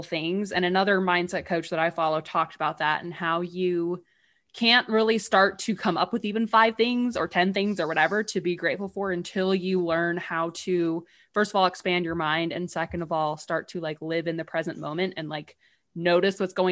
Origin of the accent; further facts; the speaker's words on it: England, United Kingdom; moved away; when we are growing up in England